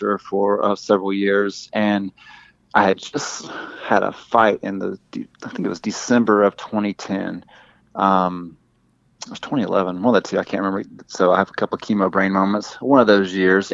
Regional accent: the Deep South, United States; accent: southern; I hope my accent doesn't come across too. It's just certain words with me. It's not like every single word that sounds super deep south

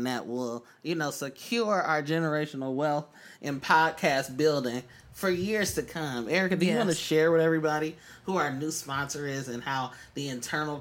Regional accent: Oakland, California, United States; moved away; I'm from East Oakland

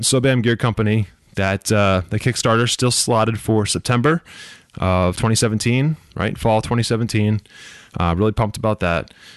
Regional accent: United States; being an American that live here

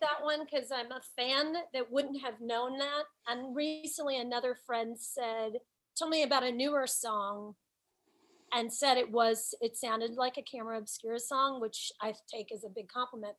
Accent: Nashville, Tennessee, United States; moved away as an adult; now in New York City, United States; Nashville is still my hometown

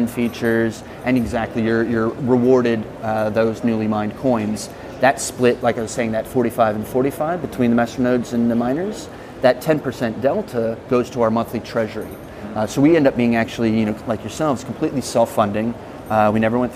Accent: United States; moved away as an adult; now in Sydney, Australia; my accent because I am American, but been based out of Sydney for the last 14 years.

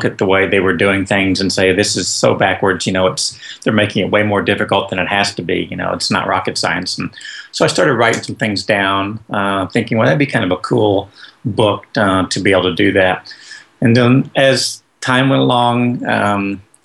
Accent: Joplin, Missouri, United States; moved away as an adult; now in Texas, United States; I'm originally from Joplin, Missouri

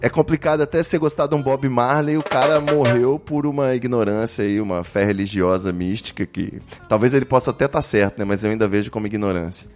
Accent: Rio de Janeiro, Brazil; Eu também sou carioca.

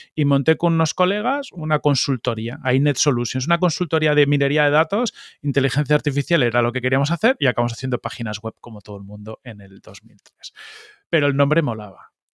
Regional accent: Madrid, Community of Madrid, Spain; also born or lived in Palma de Mallorca / Arenys de Mar; estuve hasta los siete años en, en de Mar y luego ya nos mudamos a Madrid

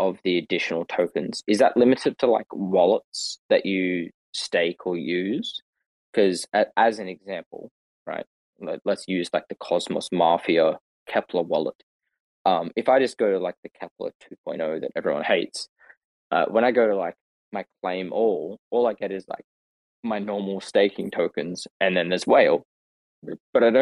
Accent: Australia; I'm Australian

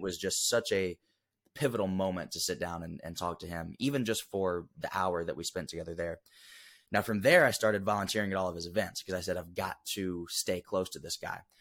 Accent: Huntsville, Alabama, United States; Grew up originally from Huntsville, Alabama

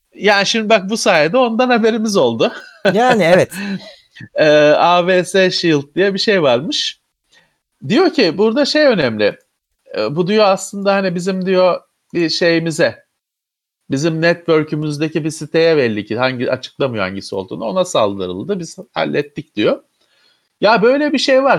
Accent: Istanbul, Turkey; ben İstanbullu olarak

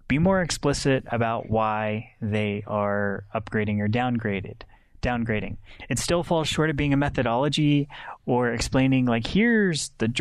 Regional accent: United States; as an American male

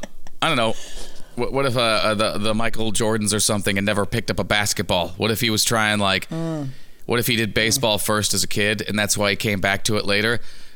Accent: Scotland, United Kingdom; I'm from Scotland now. You mean like me? Scotland. It's Scotland.

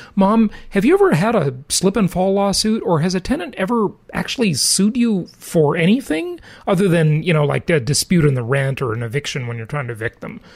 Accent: Los Angeles, Orange County, Southern California, United States; moved away; Mom and I grew up in Southern California, in Los Angeles, in Orange County

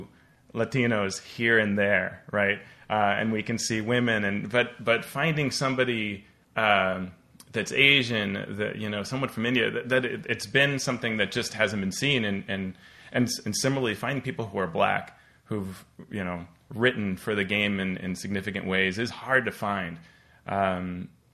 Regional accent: Colombia; moved away; being Colombian American and growing up, my experience playing was in Colombia.

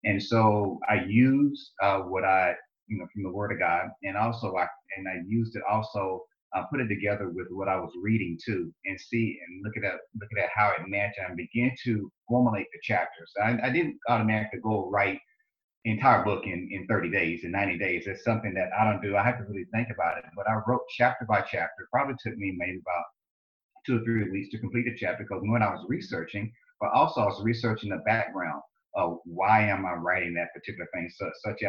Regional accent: Lewisburg, Tennessee, United States; accent: southern drawl; moved away as an adult; also born or lived in South Carolina / Michigan; I grew up in Lewisburg, Tennessee. You probably hear my accent, my southern drawl. I say y'all a lot.

